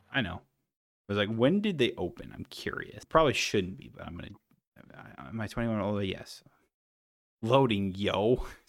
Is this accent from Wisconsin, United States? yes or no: yes; Wisconsin, United States; we're from Wisconsin